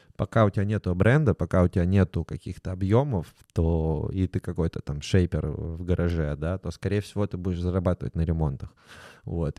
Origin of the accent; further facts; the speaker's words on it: Saint Petersburg, Russia; also born or lived in Moscow; я сам из Питера родился, в Ленинграде